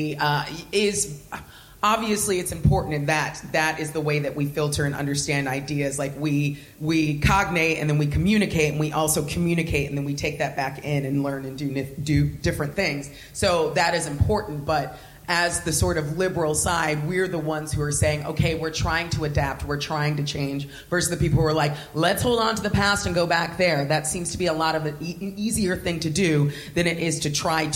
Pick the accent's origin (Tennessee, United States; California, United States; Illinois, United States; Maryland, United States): California, United States; Southern; moved away as an adult; now in United Kingdom; I grew up fat my whole life, and I was black in Southern California in a white suburb